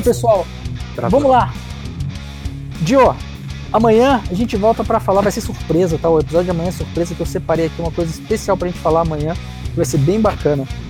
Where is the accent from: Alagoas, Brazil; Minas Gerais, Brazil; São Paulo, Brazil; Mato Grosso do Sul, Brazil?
São Paulo, Brazil; eu sou de São Paulo